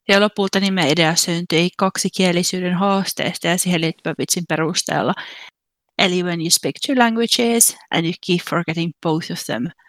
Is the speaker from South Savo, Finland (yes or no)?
no; Kuopio, North Savo, Finland; now in Braintree, United Kingdom; mä oon 27, mä oon alun perin kotoisin Kuopiosta. Mä muutin Englantiin 2017. Täällä Englannissa mä asun Braintree-nimisessä kaupungissa.